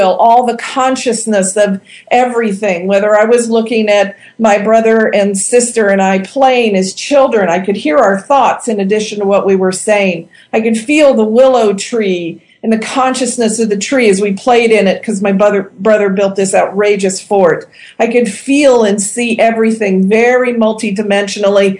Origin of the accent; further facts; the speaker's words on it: Ohio, United States; moved away as an adult; also born or lived in Indiana; my hometown in Ohio